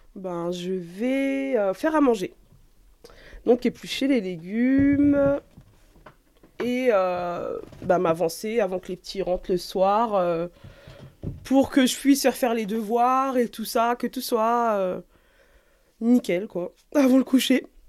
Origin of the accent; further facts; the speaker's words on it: France; je suis née ici, je suis née en France, euh, j'ai grandi ici